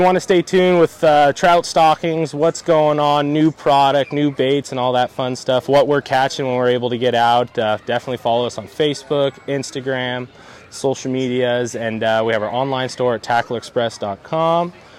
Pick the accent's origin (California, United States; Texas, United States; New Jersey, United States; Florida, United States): California, United States; Los Angeles; I grew up in Sylmar, right there, Roxford and Polk.